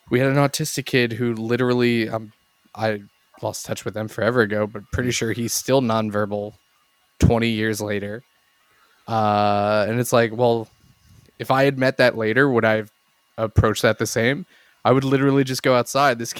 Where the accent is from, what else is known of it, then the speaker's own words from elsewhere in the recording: Exton, Pennsylvania, United States; because I feel like my hometown was a like slightly nicer trailer park than literally the rest of Exton. The Netherlands. No, uh, Bryn Aaron in Exton, uh, or Frazer, technically, I guess.